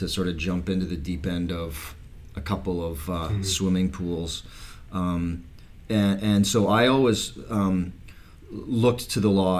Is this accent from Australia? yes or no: no; Medicine Hat, Alberta, Canada; growing up in Medicine Hat and in the prairies